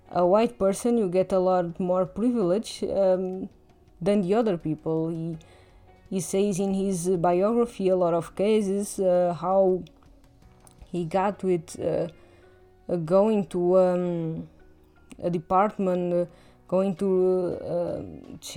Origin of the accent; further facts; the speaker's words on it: Portugal; accent: Portuguese; English is a second language; even though my accent is a little uh, subtle because i've i've heard english all my life and doesn't get too perceptible